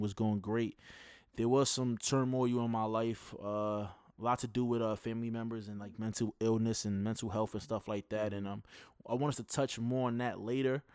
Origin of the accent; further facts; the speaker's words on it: New York, United States; I'm from New York.